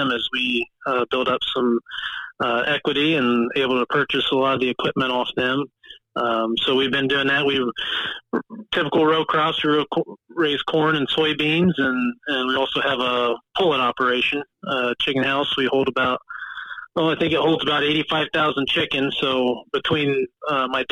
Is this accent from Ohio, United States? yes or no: yes; Celina, Ohio, United States; also born or lived in Columbus, Ohio; I grew up on a family farm and still active with our family farm here in Mercer County